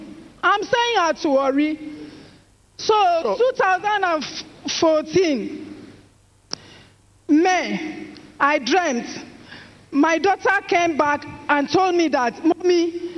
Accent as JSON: {"language": "English", "region": "Akwa Ibom", "country": "Nigeria", "said": "I'm from Akwa Ibom State."}